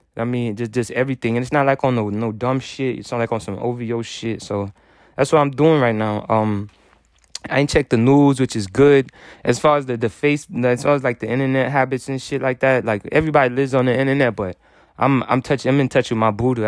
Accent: United States; I'm American

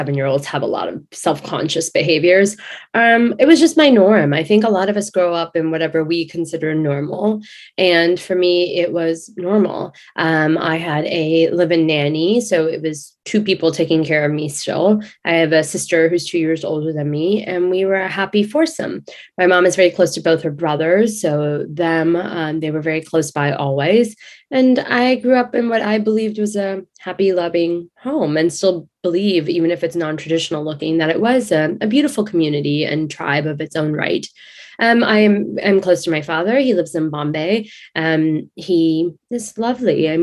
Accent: Houston, Texas, United States; moved away as an adult; also born or lived in London, England / Dubai / Manhattan / New Jersey; now in New York City, United States; once we moved to Houston, when I was about eight, I have been here since.

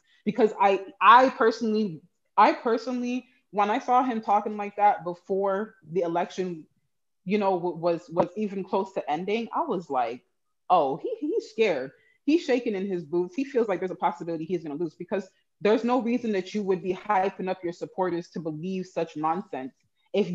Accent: Canada; And I don't know if it's because I'm Canadian and I didn't have the direct effects of whatever he changed in the US

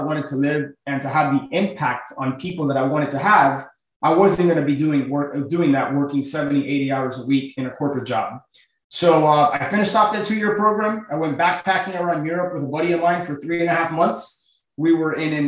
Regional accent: Miami, Florida, United States; born and raised in Miami, my family, we're all from Cuba.

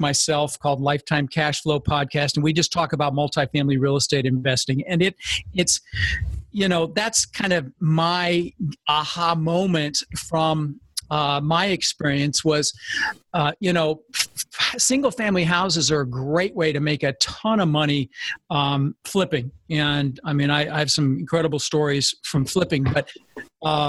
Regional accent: Denver, Colorado, United States; also born or lived in Netherlands; I immigrated when I was 6 from Holland, ended up in Denver

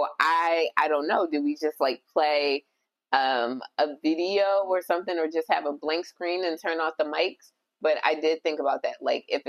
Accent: Jamaica; I'm Jamaican.

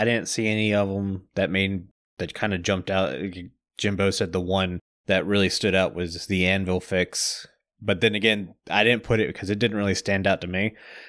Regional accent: Deep South, United States; I find that funny because I'm from the Deep South and I can't speak in a deep Southern accent for more than 2 seconds.

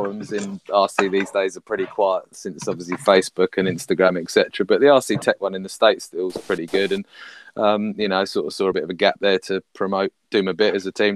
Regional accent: United Kingdom; being a Southerner

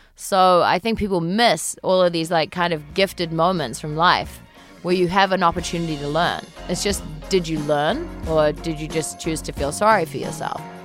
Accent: New Zealand; moved away as an adult; now in United States; I am from New Zealand, um, and I've been living in the States now for about four years.

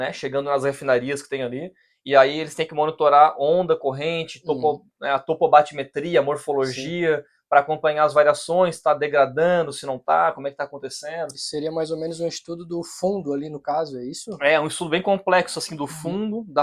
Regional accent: Criciúma, Santa Catarina, Brazil; now in Florianópolis, Brazil; Eu tenho 36 anos, sou de Criciúma, Santa Catarina mesmo. Dei uma trelhada aí pelo Brasilzão, né, cara? Nossa. E mas hoje moro em Floripa, né?

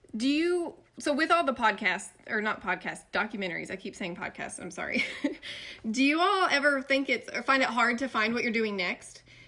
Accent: East Tennessee, United States; I'm from East Tennessee, like country

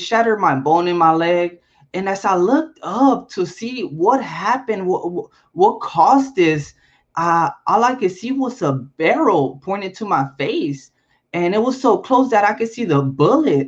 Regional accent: Compton, California, United States; also born or lived in Chicago; I was born in Chicago and raised in Compton

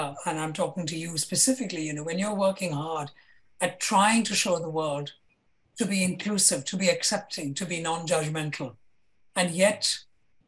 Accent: Kerala, India; now in London, United Kingdom; I'm from Kerala

